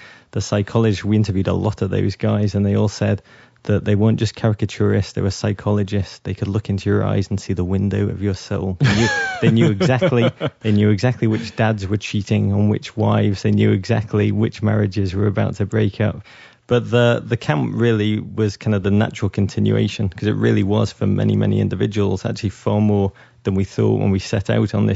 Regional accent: Liverpool, North West England, United Kingdom; moved away; I'm from Liverpool, England, which is a remarkable place to come of age

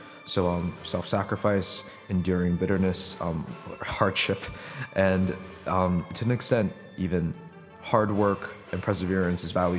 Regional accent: Boston, Massachusetts, United States; I'm age 17. I come from Boston, Massachusetts

